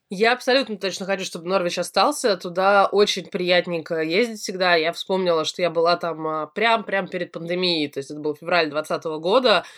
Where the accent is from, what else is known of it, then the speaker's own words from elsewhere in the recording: Russia; я из России